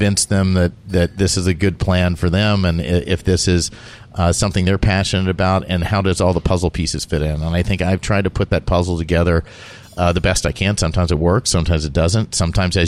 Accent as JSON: {"language": "English", "region": "South Carolina and Georgia", "country": "United States", "tie": "born or raised there", "said": "I grew up in South Carolina and Georgia."}